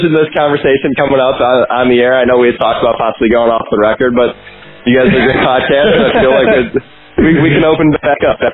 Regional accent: United States; moved away as an adult; now in Graz, Austria; being an American out here and knowing nobody

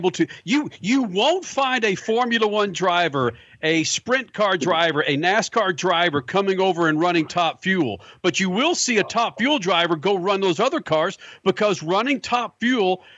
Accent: Dallas, Texas, United States; growing up in Dallas

